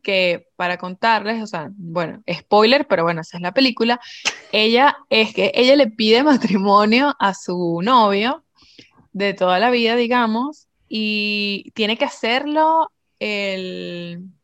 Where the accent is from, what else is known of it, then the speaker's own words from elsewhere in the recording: Venezuela; moved away; yo me acuerdo en Venezuela, en el colegio, en mi clase de inglés